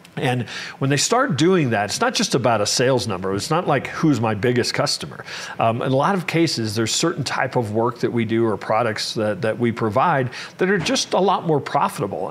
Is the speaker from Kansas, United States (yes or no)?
yes; Kansas City, Kansas, United States; I actually grew up in in Kansas